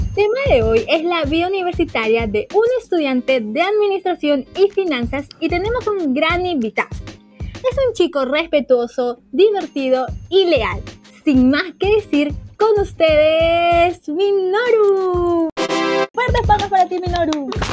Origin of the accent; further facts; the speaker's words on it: Peru; los peruanos somos muy consumistas